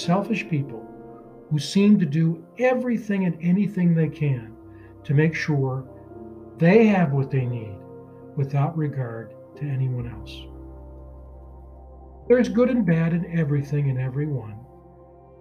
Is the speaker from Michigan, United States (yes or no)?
yes; Michigan, United States; my home state of Michigan